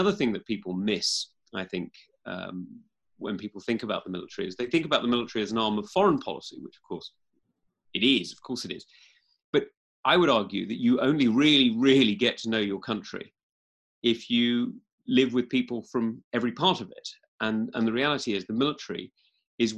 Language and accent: English; East Kent, South East England, United Kingdom; I'm actually from East Kent rather than West Kent